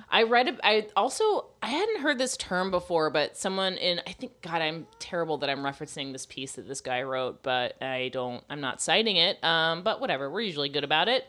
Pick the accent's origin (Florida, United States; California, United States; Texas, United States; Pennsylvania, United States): Florida, United States; moved away; I'm from Florida